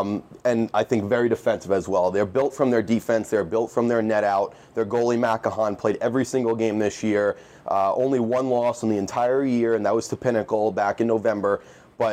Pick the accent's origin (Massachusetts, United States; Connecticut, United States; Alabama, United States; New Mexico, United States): Connecticut, United States; I'm from Connecticut.